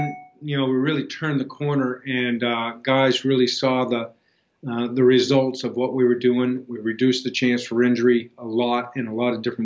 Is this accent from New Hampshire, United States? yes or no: yes; New Hampshire, United States; moved away as an adult; also born or lived in Mississippi / Pittsburgh / Buffalo; I was originally from New Hampshire